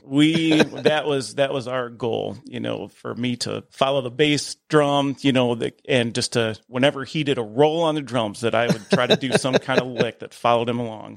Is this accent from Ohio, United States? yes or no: yes; Perrysburg, Ohio, United States; I grew up in Perrysburg